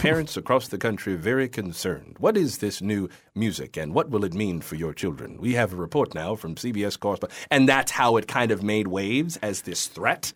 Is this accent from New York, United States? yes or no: no; West Palm Beach, Florida, United States; moved away; I'm from West Palm Beach